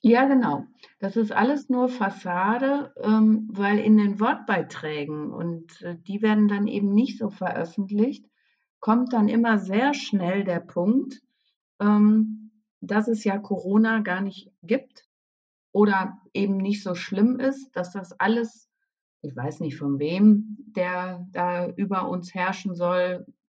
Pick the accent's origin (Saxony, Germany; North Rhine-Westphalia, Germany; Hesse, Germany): North Rhine-Westphalia, Germany; Münsterland; now in Dortmund, Germany; ich bin im Münsterland groß geworden, ja, und habe in Münster studiert.